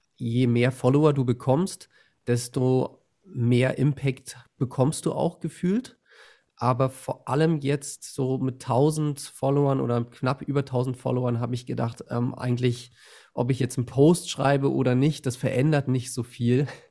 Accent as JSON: {"language": "German", "region": "Berlin", "country": "Germany", "moved": "yes", "lives_now": "Bavaria, Germany", "said": "ich bin in Bayern, aber ich, ich komme aus Berlin"}